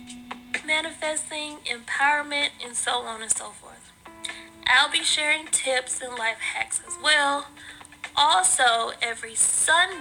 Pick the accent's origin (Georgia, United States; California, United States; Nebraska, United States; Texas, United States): Georgia, United States; Atlanta; now in Stone Mountain, United States; I was born and raised in Atlanta, Georgia, currently in Stone Mountain, so I haven't ventured too far away.